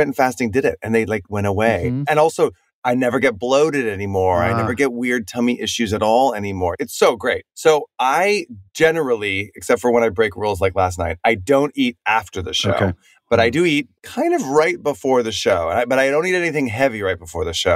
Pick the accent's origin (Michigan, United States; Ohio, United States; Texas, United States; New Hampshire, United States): Texas, United States; Dallas; moved away; also born or lived in New York City; I grew up in Texas. I'm from the suburbs of Dallas, mostly